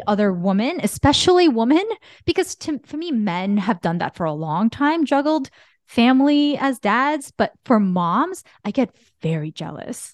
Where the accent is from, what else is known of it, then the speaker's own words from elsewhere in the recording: Bergen County, New Jersey, United States; growing up in Bergen County